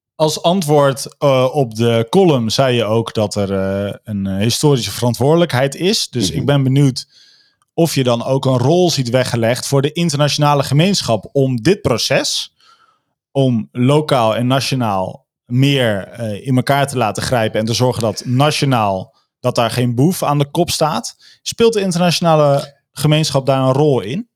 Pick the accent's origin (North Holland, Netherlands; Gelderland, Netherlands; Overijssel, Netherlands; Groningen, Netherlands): Gelderland, Netherlands; Veluwe; ik kom van de Veluwe